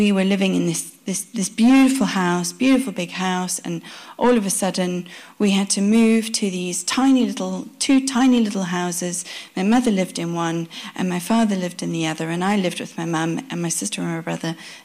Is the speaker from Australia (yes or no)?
no; South Africa; My parents are Dutch. They come from the Netherlands. We grew up in South Africa